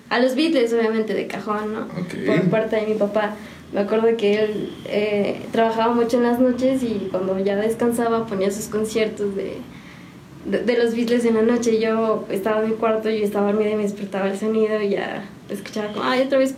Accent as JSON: {"language": "Spanish", "region": "Mexico City", "country": "Mexico", "moved": "as an adult", "lives_now": "San Juan del Río, Mexico", "said": "yo soy este, chilanga. Oh, este, genial. Entonces allá de la Ciudad de México, de, de Catepec."}